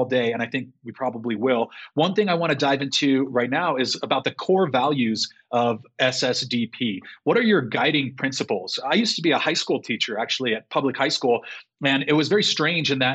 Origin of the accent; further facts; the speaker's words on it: Chula Vista, California, United States; as a native Californian